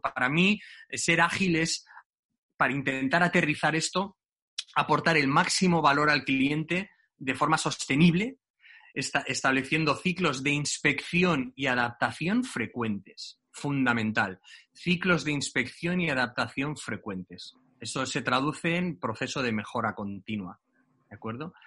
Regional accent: Barcelona, Catalonia, Spain; yo soy de Barcelona

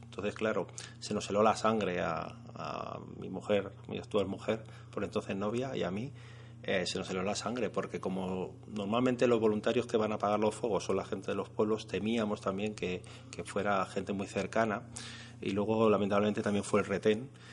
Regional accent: Madrid, Community of Madrid, Spain; also born or lived in Molina de Aragón; yo me considero por supuesto castellano, nació en Madrid, pero no sé, siempre te sientes como un poco más del pueblo de tu padre.

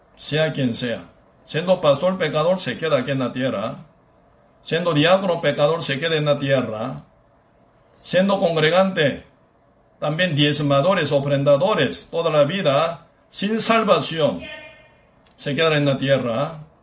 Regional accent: Busan, South Korea; Spanish is a second language; now in Costa Rica; Busan, mi pueblo natal

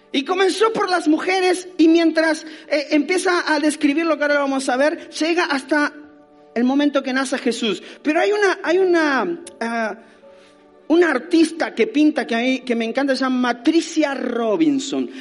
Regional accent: Argentina; nací en Argentina

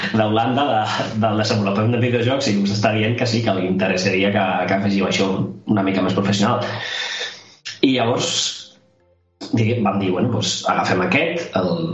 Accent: Sant Joan Despí, Catalonia, Spain; Jo no sóc de Barcelona capital, sóc de Sant Joan d'Espí

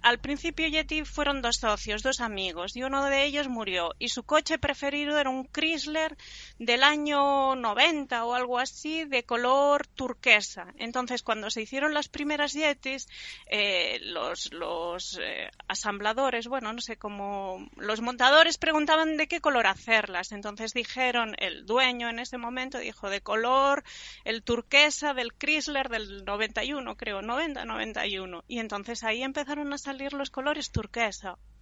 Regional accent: Mataró, Catalonia, Spain; De Barcelona, bueno, de Mataró ah, del Maresme.

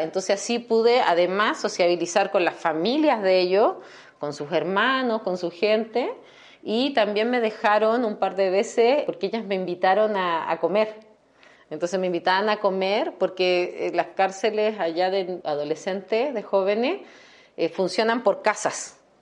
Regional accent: Chile; moved away as an adult; also born or lived in Querétaro, Mexico; now in San Miguel de Allende, Mexico; yo que soy chilena leve

